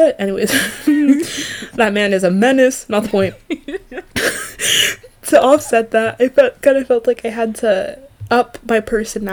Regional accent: Canada; We're Canadian

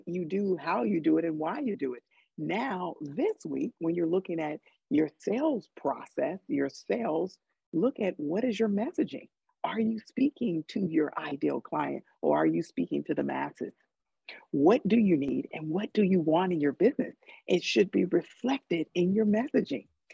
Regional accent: Chicago, Illinois, United States; now in California, United States; we're both from Chicago

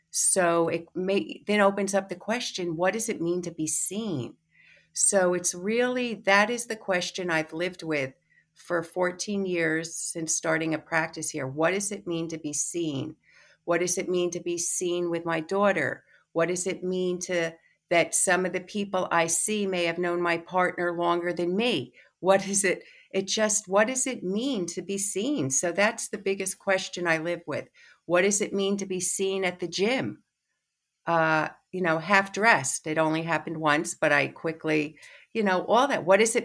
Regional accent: New York City, New York, United States; I'm from New York City. I just moved to the island.

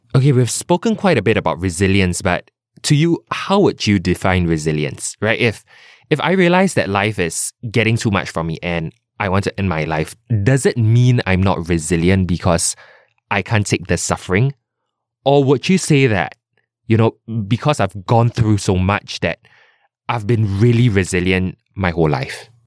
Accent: Singapore; as a Singaporean son or daughter

